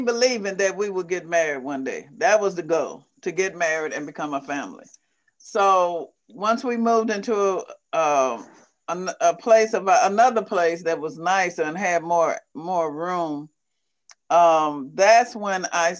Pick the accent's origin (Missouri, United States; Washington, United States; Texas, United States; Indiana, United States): Missouri, United States; moved away as an adult; now in Michigan, United States; I was raised in a small rural town